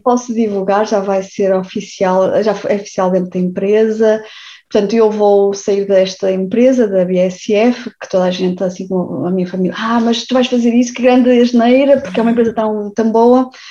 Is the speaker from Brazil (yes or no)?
no; Viana do Castelo, Norte, Portugal; moved away as an adult; also born or lived in Porto / Bragança; now in Germany; Sou uma mingota de gema e, portanto, quem eu sou, nasci em Viana do Castelo